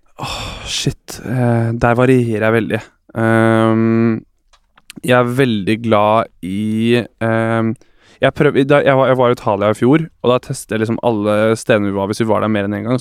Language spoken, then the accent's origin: Norwegian; Bærum, Akershus, Norway; moved away as an adult; also born or lived in Trondheim; now in Oslo, Norway; Jeg er jo fra Bærum, og pappa er med i vinklubb